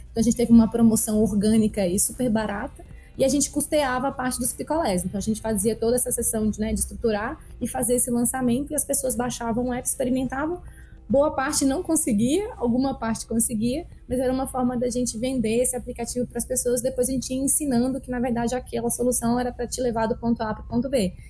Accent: Brasília, Federal District, Brazil; eu nasci em Brasília e eu gosto de frisar que eu nasci, na verdade, em Taguatinga, que é uma cidade próxima né, ao centro da cidade

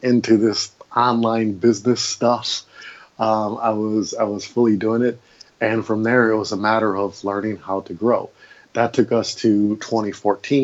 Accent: Milwaukee, Wisconsin, United States; moved away as an adult; also born or lived in Maui, Hawaii; I grew up in Milwaukee, Wisconsin, and I lived there for 30 odd years of my 36 years of life.

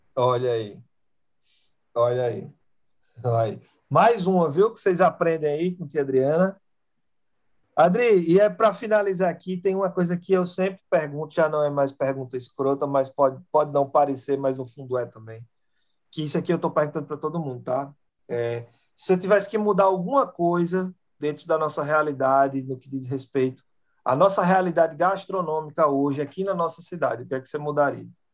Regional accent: Brazil; moved away as an adult; Eu sou brasileiro.

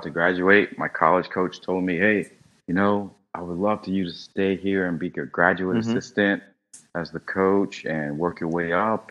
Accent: North Carolina, United States; now in Miami, United States; I'm from North Carolina. I more likely will move back home to Carolina

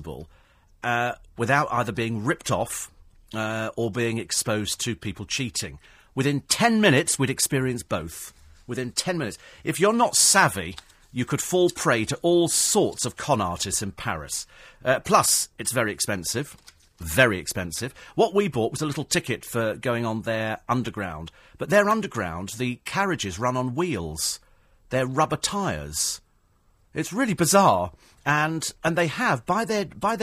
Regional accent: United Kingdom; We're British

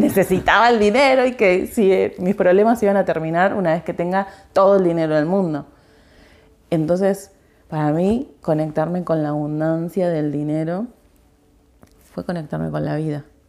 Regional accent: Argentina; soy argentina

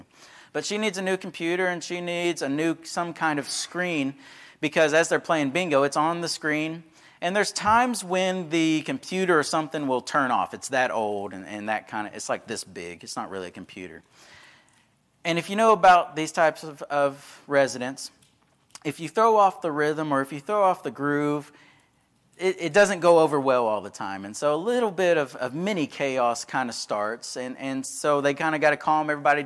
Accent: Texas, United States; I was from Texas

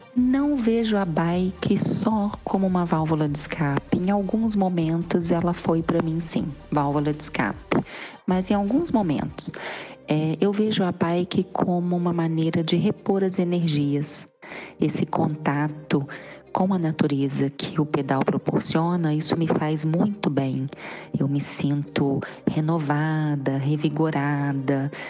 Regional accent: Cantagalo, Brazil; eu sou de Cantagalo

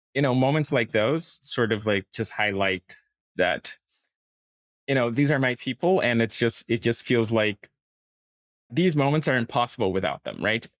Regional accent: Brazil; moved away as an adult; now in Portugal; I'm from Brazil, and I started working as a software engineer in Brazil

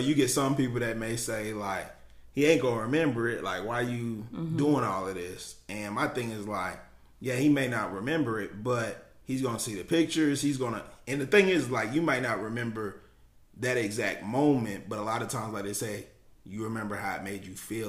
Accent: Germany; also born or lived in Kansas, United States; I'm a military brat, so I grew up in Germany all over, you know, and the last stop was Kansas.

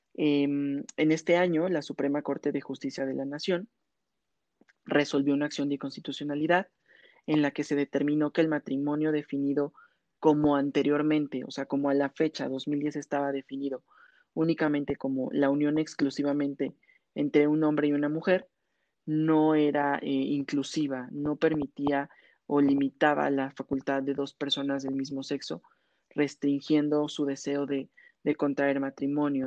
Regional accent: Mexico; como mexicanos

